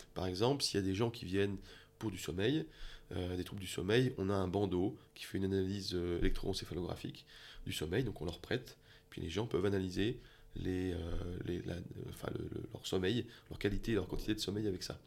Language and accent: French; France; moved away as an adult; now in Switzerland; je viens de France